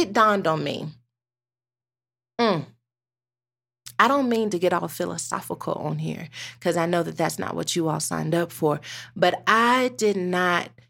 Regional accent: United States; I'm a Black American

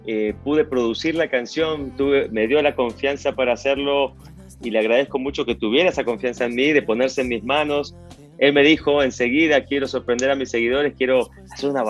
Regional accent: Argentina; born there; yo nací en Argentina, pero también soy mexicano

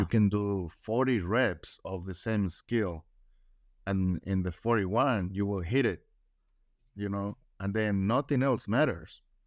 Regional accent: Mexico; first language Spanish; English is a second language; now in United States

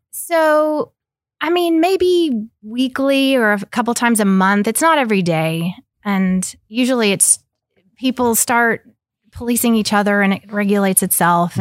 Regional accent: Oklahoma, United States; also born or lived in Ecuador; I grew up in Oklahoma

